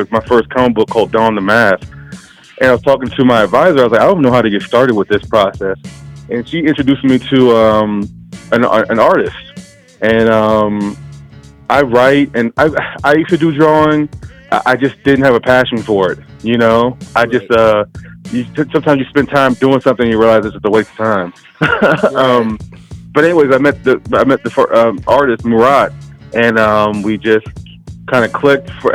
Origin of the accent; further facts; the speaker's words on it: Louisiana, United States; also born or lived in Maryland; now in Colorado, United States; I'm actually currently in Colorado, but I'm from Louisiana.